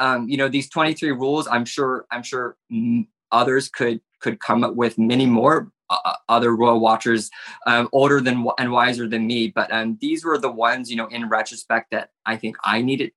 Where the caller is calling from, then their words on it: Florida, United States; I am coming from South Florida.